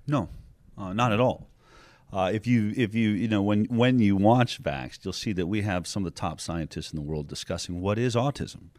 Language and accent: English; California, United States; I come from California, where we've lost our right to choose